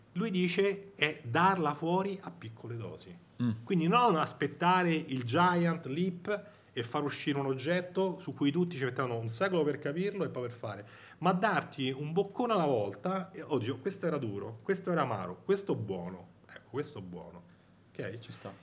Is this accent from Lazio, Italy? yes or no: yes; Rome, Lazio, Italy; io sono di Roma, non so se sente dall'accento